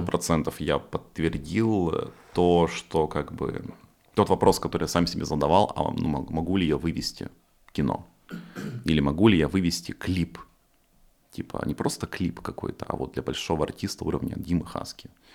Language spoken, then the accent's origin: Russian; Far East, Russia; moved away; я типа с Дальнего Востока, из деревни